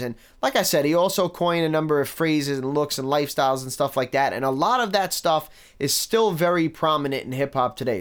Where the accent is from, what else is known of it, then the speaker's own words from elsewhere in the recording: New York City, New York, United States; I grew up in Staten Island in the nineties